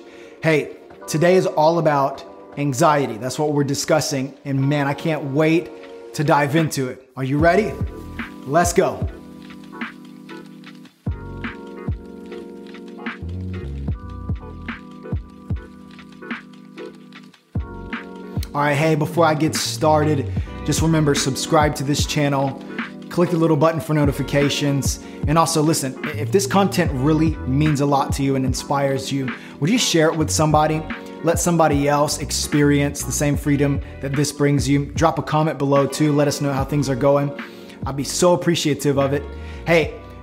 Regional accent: Florida, United States; I'm from Florida

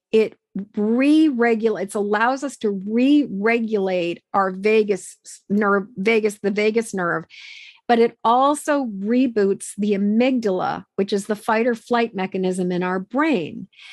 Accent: Massachusetts, United States; I grew up in Massachusetts

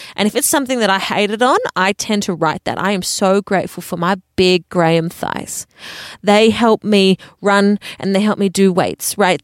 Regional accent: Adelaide, South Australia, Australia; moved away; I am happily talking in a podcast studio in Adelaide. I never thought I would be 30 years of age living back in my hometown that I grew up, but here I am

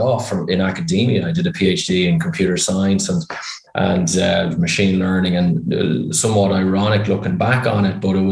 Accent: Ireland; accent: Irish; You can probably tell by my accent I'm Irish.

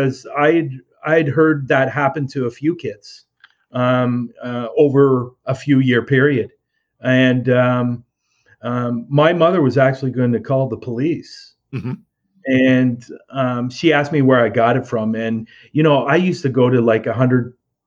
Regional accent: Canada; Us Canadians

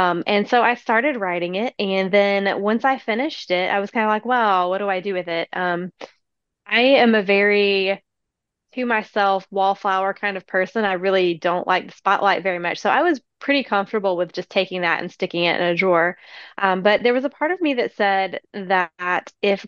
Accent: East Tennessee, United States; I am from East Tennessee.

